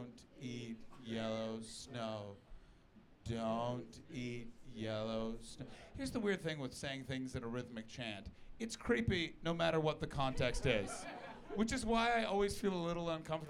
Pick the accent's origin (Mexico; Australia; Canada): Canada; moved away as an adult; now in United Kingdom; my home country, Canada.